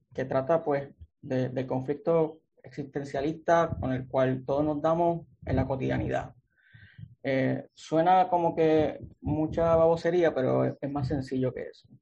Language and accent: Spanish; Aguadilla, Puerto Rico; moved away as an adult; also born or lived in Mayagüez, Puerto Rico; now in San Juan, Puerto Rico; Soy un escritor puertorriqueño, natural de Aguadilla. Eh, y he estado, pues viví por allá toda mi infancia, mi adolescencia